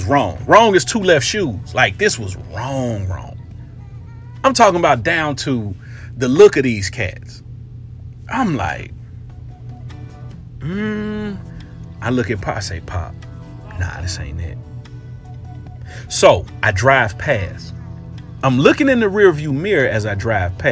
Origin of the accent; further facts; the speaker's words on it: Cincinnati, Ohio, United States; moved away as an adult; also born or lived in Florida; my old neighborhood where I grew up in the Fay Apartments